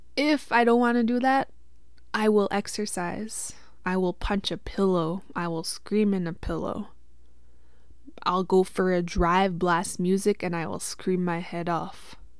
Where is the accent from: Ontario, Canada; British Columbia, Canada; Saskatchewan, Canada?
Saskatchewan, Canada; Witchekan Lake First Nation; I'm from Wichkin Lake First Nation, Treaty Six territory, and that is out here in Saskatchewan. I grew up in the reserve until I was about seventeen